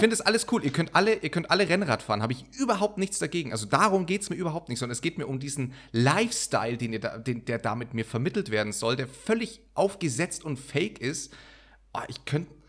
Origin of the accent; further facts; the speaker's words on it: Munich, Bavaria, Germany; ich bin in München geboren. Also durch mich fließt, fließt ja Münchner Blut